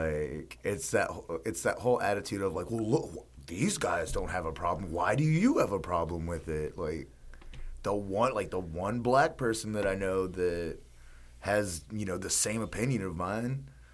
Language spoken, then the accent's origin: English; the South, United States; growing up in the Southern culture, which you know, I'm proud to be from the South.